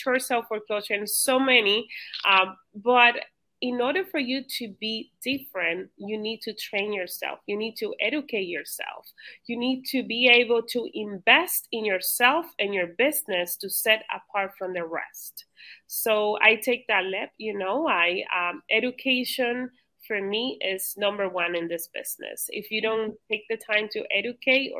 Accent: Dominican Republic; now in Cape Coral, United States; I originally was born in the Dominican

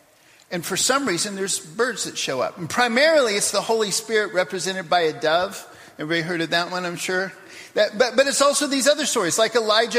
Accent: Papua New Guinea; also born or lived in United States; I go back to the 1 year I was back in America in the middle of growing up in Papua New Guinea.

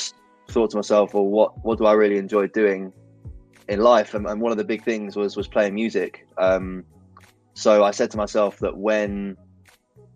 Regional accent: London, United Kingdom; I'm born and raised in London to an Irish family

